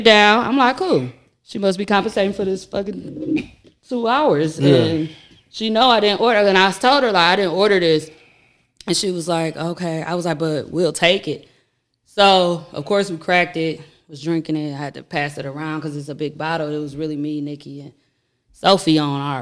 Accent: United States; because we are American

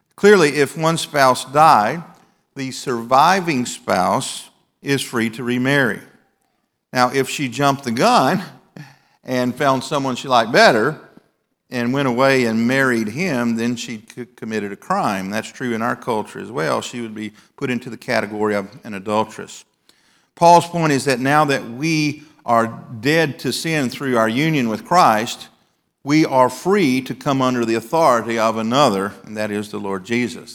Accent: the South, United States; When I was growing up in the South

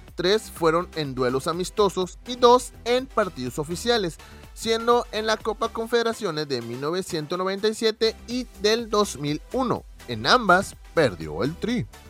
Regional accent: Monterrey, Nuevo León, Mexico; nosotros somos regios

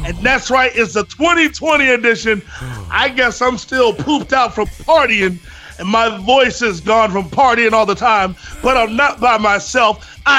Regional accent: Virginia, United States; now in Texas, United States; I'm from Virginia

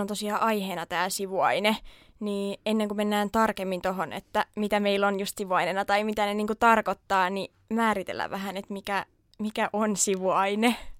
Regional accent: Turku, Southwest Finland, Finland; ihan Turusta kotoisin ja nyt sitten pitkän harkinnan jälkeen jäin myös turkulaiseksi.

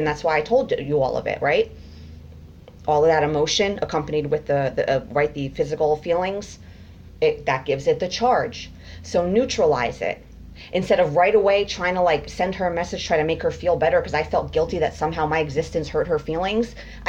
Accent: United States; I was born in America

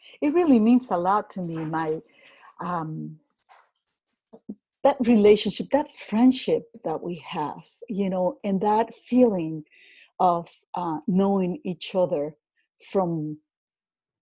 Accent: Venezuela; first language Spanish; English is a second language; moved away; I was born in Venezuela, my native language is Spanish.

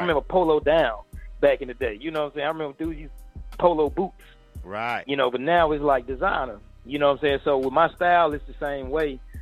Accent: Atlanta, Georgia, United States; I'm from Atlanta, so a lot of my homies are actually in the music business

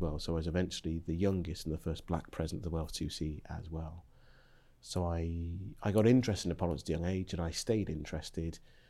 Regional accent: Zambia; born there; Well, it's a bit of an odd route, because I was born in Zambia in 1974.

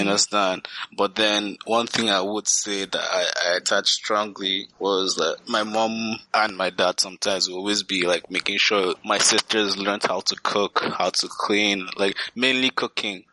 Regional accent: Nigeria; now in Canada; growing up in Nigeria

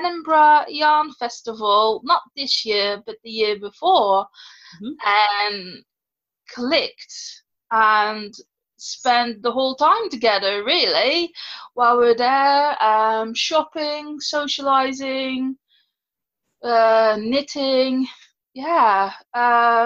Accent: Netherlands; moved away as an adult; now in United Kingdom; I'm originally from the Netherlands and I've been living in the UK. Let me see. 14 years

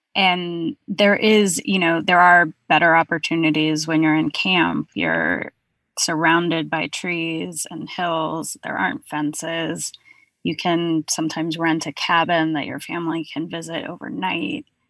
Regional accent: California, United States; now in Brooklyn, United States; I'm based in Brooklyn, but I'm from California

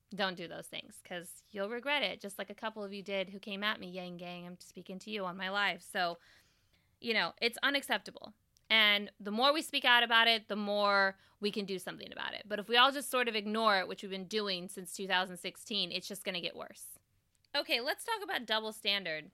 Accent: Bay Area, California, United States; I grew up in the Bay Area

